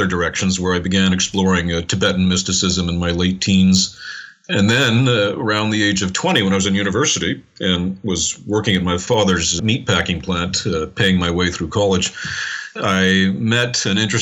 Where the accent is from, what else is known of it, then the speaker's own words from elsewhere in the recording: Montreal, Quebec, Canada; I was born and raised in Montreal in Canada, born in 1959